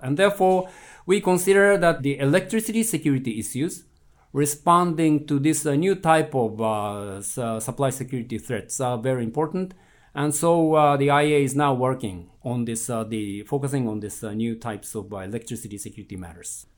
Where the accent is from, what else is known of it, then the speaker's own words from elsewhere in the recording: Japan; moved away; in my home country, Japan